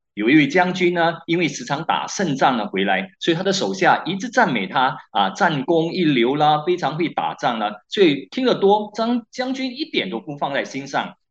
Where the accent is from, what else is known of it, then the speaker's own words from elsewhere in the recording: Malaysia; 我们马来西亚人